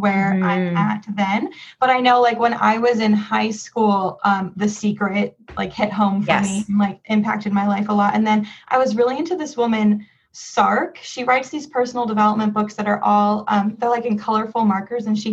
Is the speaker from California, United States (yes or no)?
yes; San Jose, California, United States; also born or lived in Los Angeles; I'm from the Bay Area, San Jose, California